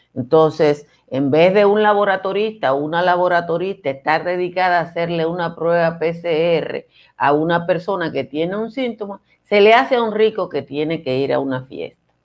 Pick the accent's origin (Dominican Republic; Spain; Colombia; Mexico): Dominican Republic; Nizao, Peravia; soy de Nizao, entonces obviamente que mi origen está muy lejos del glamour